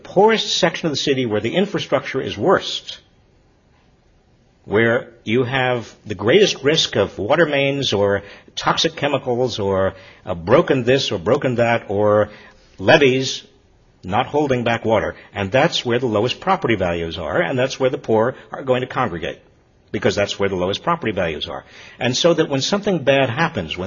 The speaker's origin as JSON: {"language": "English", "region": "Massachusetts", "country": "United States", "said": "My home state, Fall River, Massachusetts"}